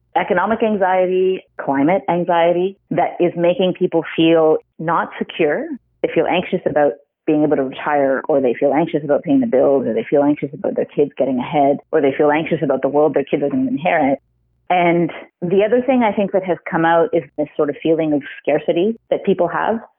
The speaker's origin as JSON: {"language": "English", "region": "Ontario", "country": "Canada", "tie": "born or raised there", "also_born_or_lived": "Ottawa", "said": "I grew up in Ontario"}